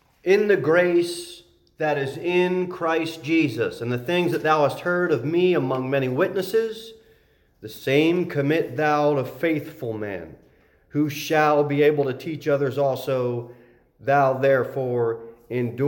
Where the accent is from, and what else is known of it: United States